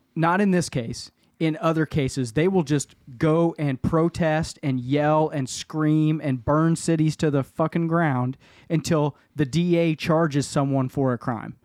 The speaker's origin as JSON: {"language": "English", "town": "Kansas City", "region": "Kansas", "country": "United States", "tie": "born or raised there", "said": "Where I grew up in Argentine"}